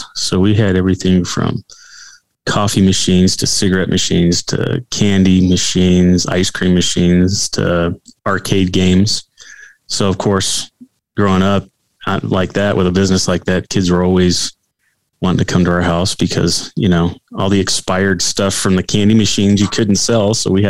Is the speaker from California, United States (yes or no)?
yes; California, United States; now in Colorado, United States; she's from Northern California. I was from Southern California, which are two different states. I mean, it's just totally different. And when we first got married, it was actually less expensive to live here in Colorado than it was out in California